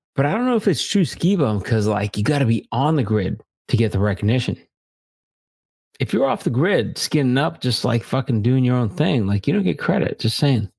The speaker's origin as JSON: {"language": "English", "area": "Long Island", "region": "New York", "country": "United States", "tie": "born or raised there", "said": "I grew up in Long Island"}